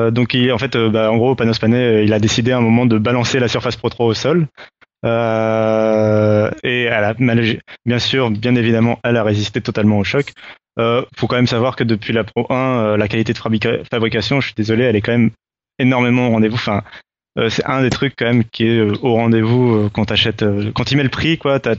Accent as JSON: {"language": "French", "country": "France", "said": "mais ça on s'en fout parce qu'on est français"}